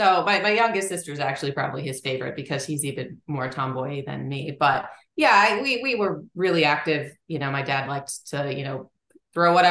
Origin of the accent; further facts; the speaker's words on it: Linthicum, Maryland, United States; I grew up in like just south of Baltimore, Maryland, in Linthicum